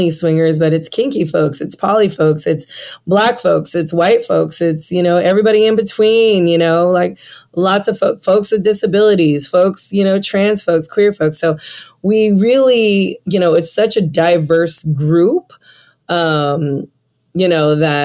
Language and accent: English; San Francisco, California, United States; now in Atlanta, United States; I'm from San Francisco